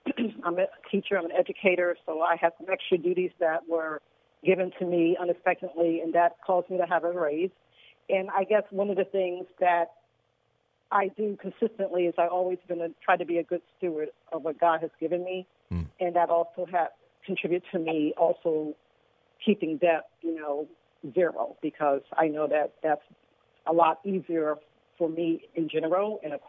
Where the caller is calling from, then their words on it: Inglewood, California, United States; Inglewood, California.